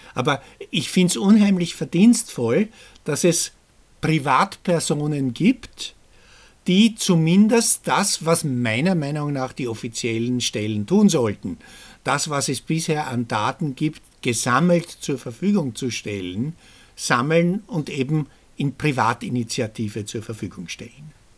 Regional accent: Austria; bei uns in Österreich

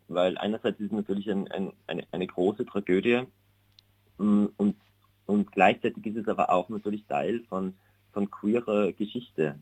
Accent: Unken, Salzburg, Austria; moved away as an adult; also born or lived in Vienna, Austria; now in Berlin, Germany; da unten in meinem Heimatdorf

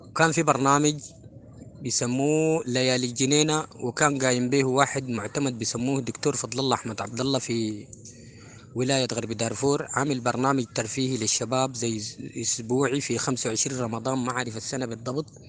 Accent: Sudan; نحن السودان دي باعتبارها قارة يعني فيها لهجات

